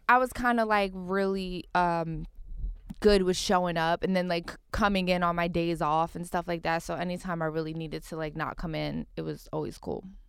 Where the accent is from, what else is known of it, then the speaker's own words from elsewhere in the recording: Philadelphia, Pennsylvania, United States; now in Los Angeles, United States; I grew up in Philly, and I grew up with, like, a K Verdi and Mom.